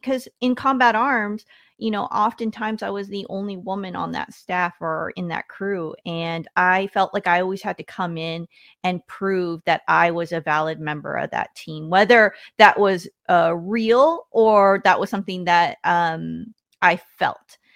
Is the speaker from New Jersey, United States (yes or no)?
no; Washington, United States; I grew up in Washington State